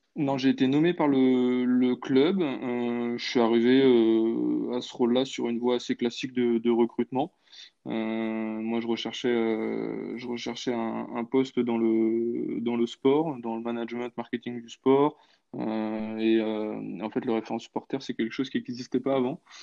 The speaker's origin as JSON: {"language": "French", "town": "Nantes", "region": "Pays de la Loire", "country": "France", "said": "je suis nantais"}